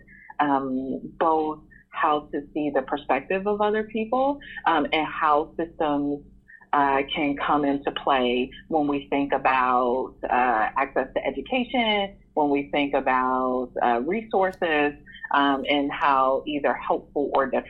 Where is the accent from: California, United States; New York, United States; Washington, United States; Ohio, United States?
Ohio, United States; Cleveland; I grew up in Cleveland, Ohio